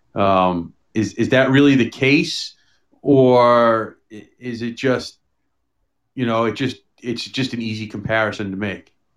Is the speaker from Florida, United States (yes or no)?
no; New York City, New York, United States; I grew up in New York City